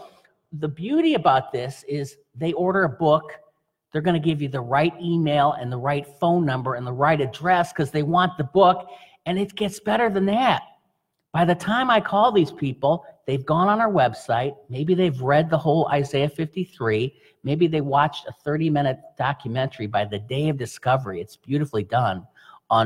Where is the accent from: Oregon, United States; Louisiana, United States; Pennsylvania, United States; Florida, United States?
Florida, United States; South; I'm from South Florida